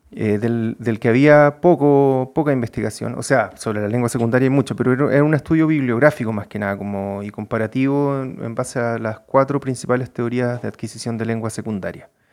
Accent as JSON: {"language": "Spanish", "town": "Santiago", "region": "Santiago Metropolitan Region", "country": "Chile", "tie": "born or raised there", "also_born_or_lived": "Punta Arenas, Chile / Bonn, Germany", "said": "ahí en Santiago ya me quedé. Entonces me siento, claro, si tú me preguntáis, me siento más, más santiaguino que nada"}